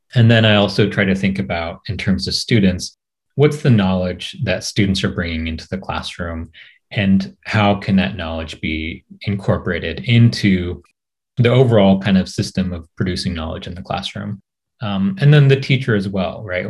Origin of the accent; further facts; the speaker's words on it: Portland, Oregon, United States; moved away as an adult; also born or lived in New York City; now in California, United States; I'm Japanese American, um, grew up in Portland, Oregon